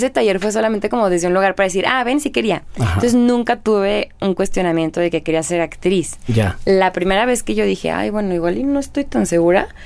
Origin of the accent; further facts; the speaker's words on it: Guadalajara, Jalisco, Mexico; moved away as an adult; now in France; cuando me salí de Guadalajara, pero no tanto. O sea, cuando me fui a vivir fuera de México, ahí sí fue de oye, me vine hasta acá a estudiar teatro